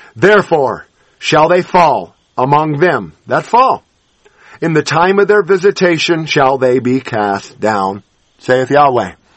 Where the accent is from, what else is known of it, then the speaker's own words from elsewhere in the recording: Los Angeles, California, United States; when I was growing up in Los Angeles